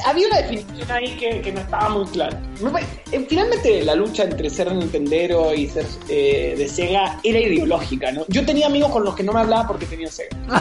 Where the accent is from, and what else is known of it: Chile